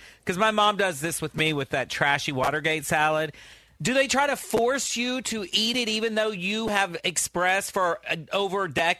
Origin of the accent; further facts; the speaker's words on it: Texas, United States; moved away; I grew up in Texas where it was invented.